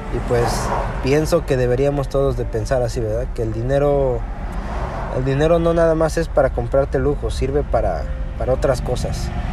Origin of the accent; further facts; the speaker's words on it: Mexico; moved away as an adult; now in United States; Nosotros somos de México, venimos de México, y nos venimos realmente por el nivel de seguridad que hay allá.